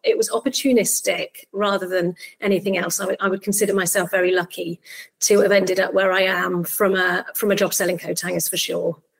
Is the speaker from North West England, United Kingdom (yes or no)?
no; Barry, Wales, United Kingdom; also born or lived in Cardiff; I'm actually from Barry. That's my hometown. I was born in Cardiff and I, I grew up in South Wales.